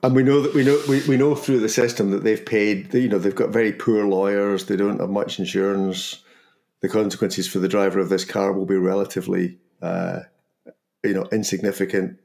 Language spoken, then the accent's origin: English; Scotland, United Kingdom; accent: Scottish; my Scottish accent